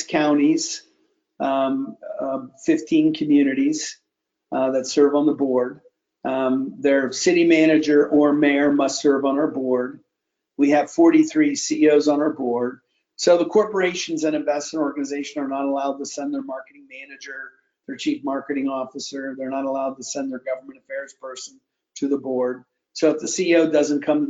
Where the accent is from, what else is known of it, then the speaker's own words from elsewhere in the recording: Cleveland, Ohio, United States; moved away as an adult; also born or lived in Columbus, Ohio; now in Sacramento, United States; I came up in Columbus and Cleveland, spent most of my life in Cleveland.